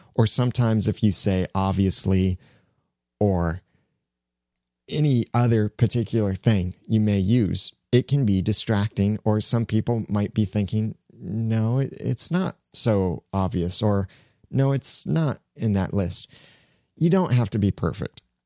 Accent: United States; I, as an American

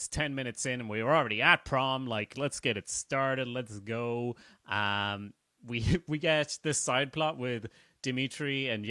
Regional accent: Sweden; now in Ireland; And I'm from Sweden, but I live in Ireland.

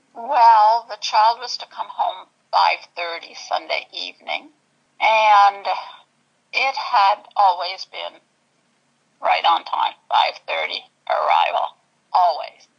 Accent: Gananoque, Ontario, Canada; also born or lived in Toronto; I grew up in Gananoque. I um, at an early age, 18, I went to Toronto

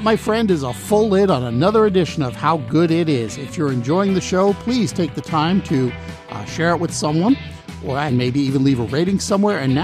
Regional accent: Long Island, New York, United States; I grew up on Long Island

